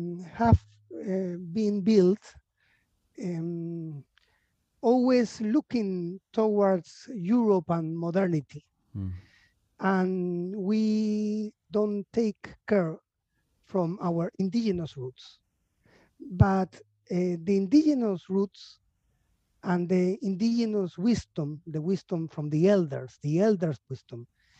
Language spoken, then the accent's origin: English; Lima, Peru; also born or lived in Montreal, Canada / Buenos Aires, Argentina; I was born in Lima. I am half Argentinian, half Peruvian.